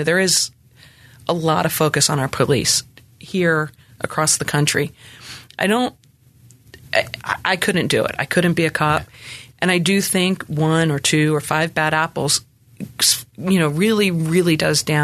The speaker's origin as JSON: {"language": "English", "area": "Camden County", "region": "New Jersey", "country": "United States", "tie": "born or raised there", "moved": "as an adult", "lives_now": "Memphis, United States", "said": "where I come from in New Jersey, I come from Camden County"}